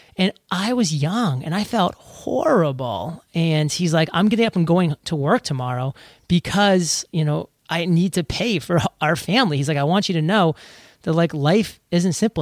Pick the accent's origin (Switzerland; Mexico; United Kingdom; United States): United States; Maine; born or raised there